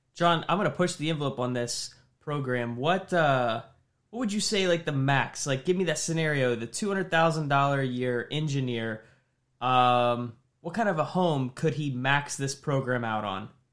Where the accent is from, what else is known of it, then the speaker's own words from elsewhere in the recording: Indianapolis, Indiana, United States; here in Indianapolis